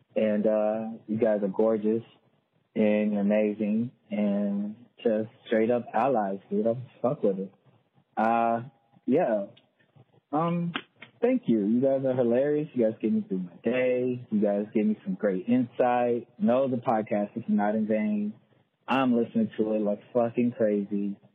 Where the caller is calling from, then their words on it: Tulsa, Oklahoma, United States; I'm calling from Tulsa, Oklahoma.